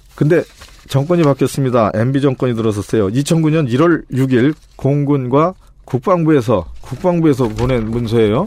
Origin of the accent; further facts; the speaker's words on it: Paju, Gyeonggi Province, South Korea; 제 고향이 이제 파주니까